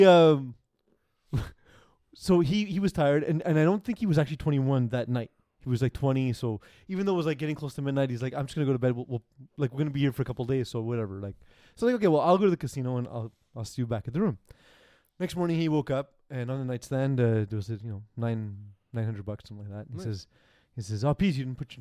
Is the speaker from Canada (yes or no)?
yes; Montreal, Quebec, Canada; I'm from Montreal.